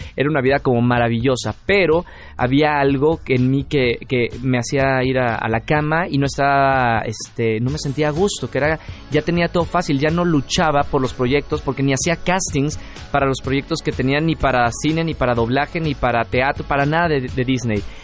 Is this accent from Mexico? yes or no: yes; Mexico; also born or lived in Monterrey; regresé a México y, decidí quedarme ya otra vez de regreso en mi país